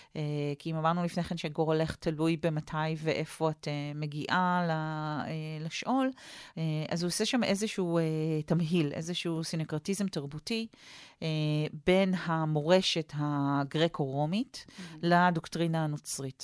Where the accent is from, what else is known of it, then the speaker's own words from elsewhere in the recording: Jerusalem, Jerusalem District, Israel; גדלתי כמו באפי, אה, ליד פי הגיהנום